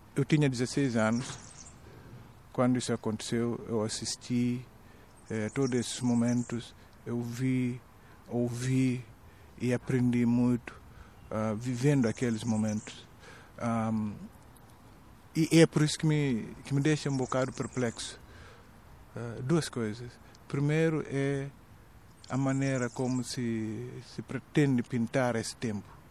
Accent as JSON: {"language": "Portuguese", "region": "southern Guinea-Bissau", "country": "Guinea-Bissau", "said": "era sobretudo duro no sul, de onde eu venho"}